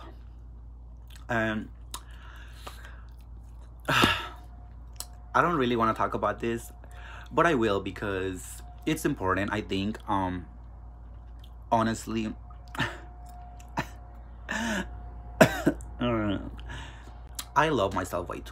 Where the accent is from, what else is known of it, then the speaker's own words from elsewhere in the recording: Mexico; also born or lived in California; now in Kansas, United States; I do have an accent because I was raised in Mexico